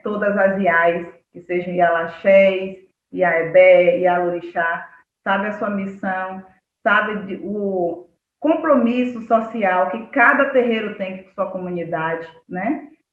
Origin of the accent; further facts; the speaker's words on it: Cachoeira, Bahia, Brazil; now in Muritiba, Brazil; eu cresci em Cachoeira